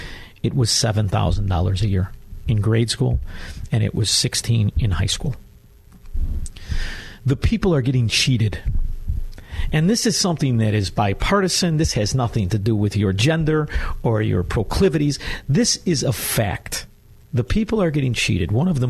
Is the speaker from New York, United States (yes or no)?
no; Chicago, Illinois, United States; now in Naples, United States; I'm from Chicago.